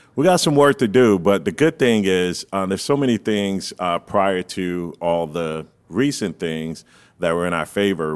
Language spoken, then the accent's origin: English; Fort Lauderdale, Florida, United States; also born or lived in Gainesville, Florida; I'm from the 33311